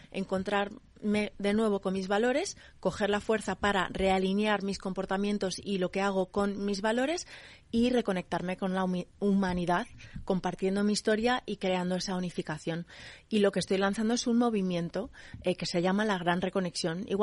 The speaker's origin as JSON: {"language": "Spanish", "country": "United States", "tie": "born or raised there", "said": "Mi madre es de Minnesota. Yo me crié en Estados Unidos en muchos sitios."}